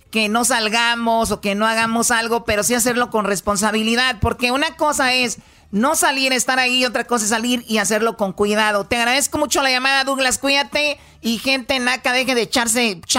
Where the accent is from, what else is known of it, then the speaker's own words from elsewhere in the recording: El Salvador; Ah, yo soy del Salvador, Choco. Del Salvador